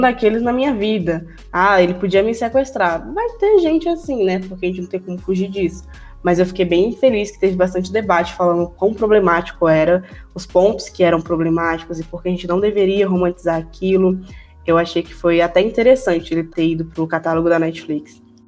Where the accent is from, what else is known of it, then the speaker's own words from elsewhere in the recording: Northeast Region, Brazil; Eu falo nordestina que eu sou nordestina também